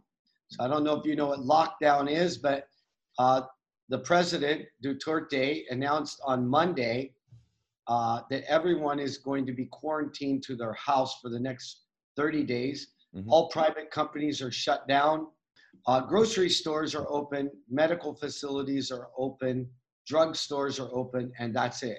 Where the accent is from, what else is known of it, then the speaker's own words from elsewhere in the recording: United States; I grew up with a single mom on welfare in the United States.